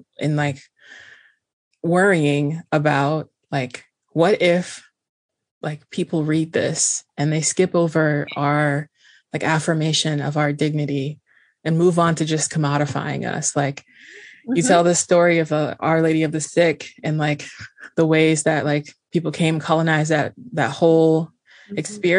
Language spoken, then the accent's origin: English; Haiti; Oh, I'm Haitian.